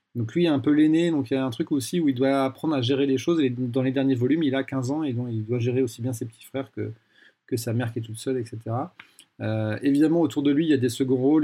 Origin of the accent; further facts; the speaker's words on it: France; j'ai grandi en France de manière très classique.